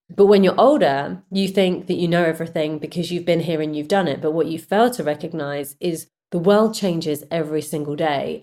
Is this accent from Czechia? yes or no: no; United Kingdom; I'm a Brit, and we have a certain work culture